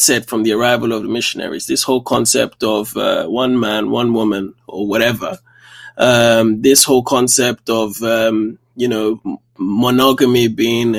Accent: Kenya; I was born in Kenya.

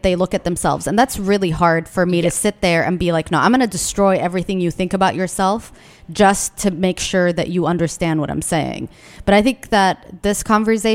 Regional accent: Yemen; now in Washington, D.C., United States

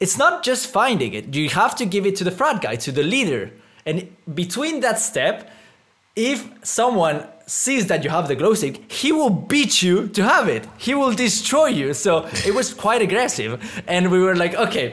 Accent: Mexico; moved away; I come from Mexico

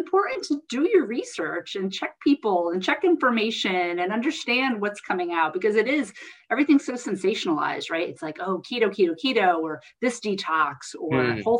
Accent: New Jersey, United States; I'm from Jersey

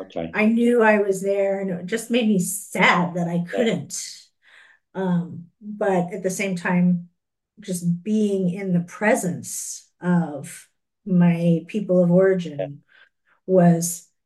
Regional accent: United States; accent: American; also born or lived in Korea; my accent is American.

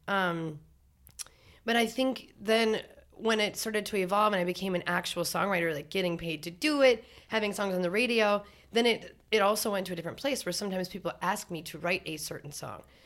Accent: North Dakota, United States; now in Minneapolis, United States; I grew up in North Dakota, so we got our driver's license at fourteen

